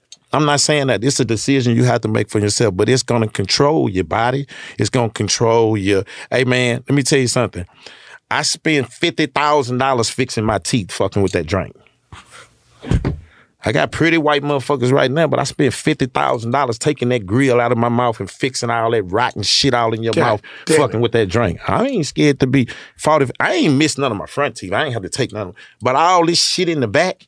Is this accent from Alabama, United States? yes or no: no; Houston, Texas, United States; I'm from Hershelwood, I'm from South Park